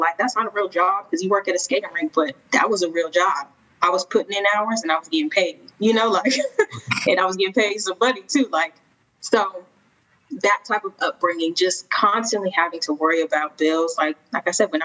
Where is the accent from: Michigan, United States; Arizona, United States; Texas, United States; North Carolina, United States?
Arizona, United States; Phoenix; moved away as an adult; now in Atlanta, United States; Born and raised in Phoenix, Arizona